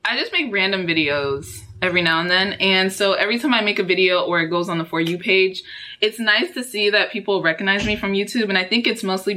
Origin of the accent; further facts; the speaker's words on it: Houston, Texas, United States; also born or lived in Dallas, Texas; I was born in Dallas, Texas, and all right, raised in Houston, and that's where I still am